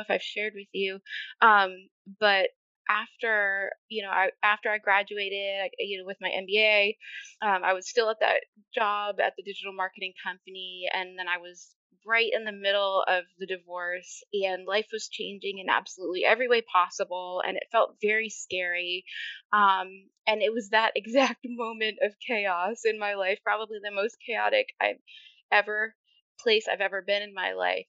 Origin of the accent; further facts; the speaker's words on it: Maine, United States; moved away as an adult; also born or lived in North Carolina; I was living back in my home state of Maine.